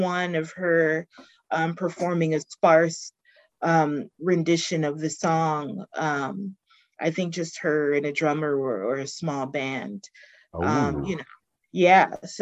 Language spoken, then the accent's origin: English; Baltimore, Maryland, United States; accent: Baltimore; I'm from Baltimore. I'm not touting my accent, and I probably won't, but when I get cranky, oh yeah, it comes